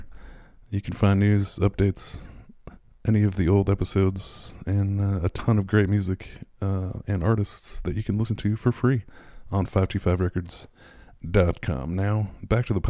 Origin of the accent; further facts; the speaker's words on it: San Francisco, California, United States; moved away; also born or lived in Minneapolis / Portland; I dropped out of high school in San Francisco.